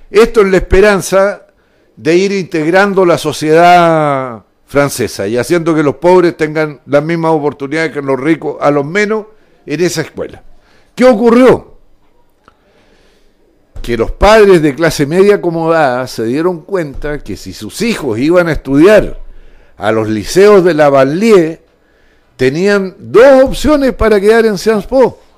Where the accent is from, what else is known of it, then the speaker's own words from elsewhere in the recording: Chile; nosotros los chilenos somos dueños de la Universidad de Chile y de todos sus derivados